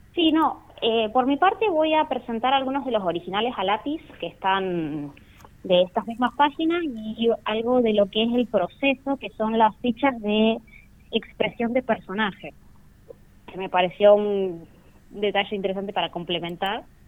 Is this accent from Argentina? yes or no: yes; Rawson, Chubut, Argentina; yo soy de Rawson